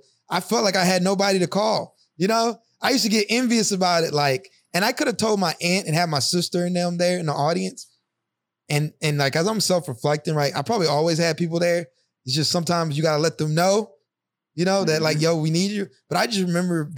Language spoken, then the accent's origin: English; the South, United States; now in Newark, United States; I was from the South